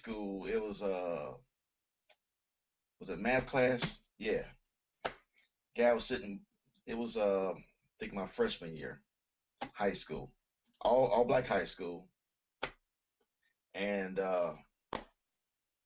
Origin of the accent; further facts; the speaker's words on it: Chicago, Illinois, United States; I born and raised in Chicago. We lived on the north side up until I was around 7, and then we moved to the south side